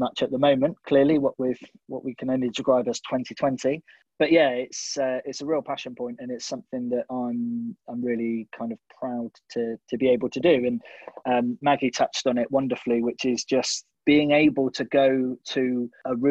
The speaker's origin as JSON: {"language": "English", "town": "Sidmouth", "region": "South West England", "country": "United Kingdom", "tie": "born or raised there", "also_born_or_lived": "Bath", "moved": "yes", "said": "And then I grew up in Sidmouth and then moved away to Bath."}